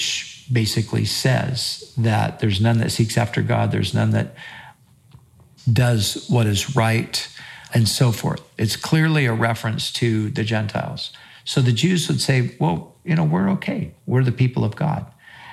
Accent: United States; we as Americans and as American Christians

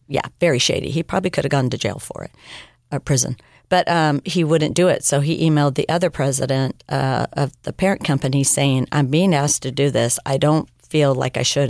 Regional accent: United States; I wasn't American enough or I wasn't Mexican enough.

